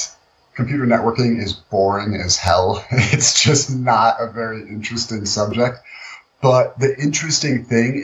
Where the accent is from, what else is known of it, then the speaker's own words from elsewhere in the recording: Buffalo, New York, United States; moved away as an adult; also born or lived in Colombia; I had been living in my hometown of Buffalo, New York up until that point